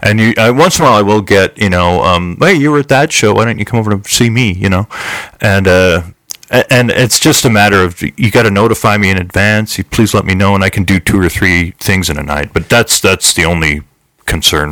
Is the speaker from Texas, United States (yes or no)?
no; Chico, California, United States; moved away as an adult; also born or lived in Redding, California; now in Las Vegas, United States; my hometown in Chico, California